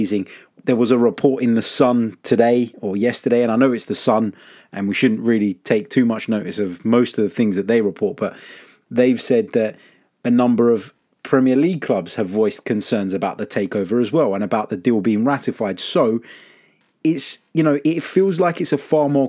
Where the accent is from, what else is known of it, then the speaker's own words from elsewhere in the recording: London, United Kingdom; accent: London; my London accent